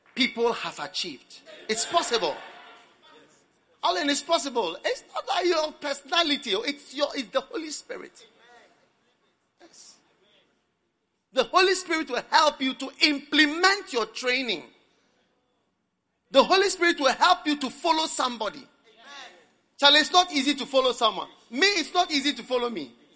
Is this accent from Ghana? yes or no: yes; Ghana; also born or lived in Switzerland; I'm from Ghana. And also from Switzerland. I'm not an American, but here I am. I've lived in Ghana all my life.